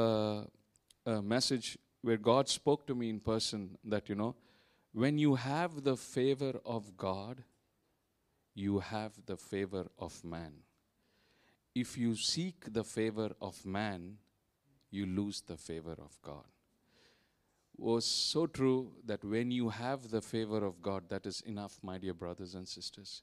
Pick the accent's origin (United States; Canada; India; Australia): India; moved away as an adult; now in Vietnam; I'm from India. We've been here in Vietnam for the past 12 plus years